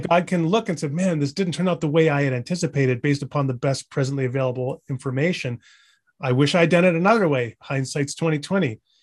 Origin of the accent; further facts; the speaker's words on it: British Columbia, Canada; now in Edmonton, Canada; I'm not originally from Alberta, I'm from British Columbia